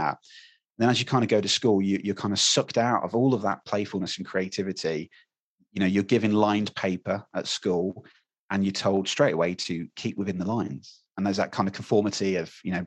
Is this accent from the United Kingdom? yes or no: yes; United Kingdom; We love talking about the weather in England as British people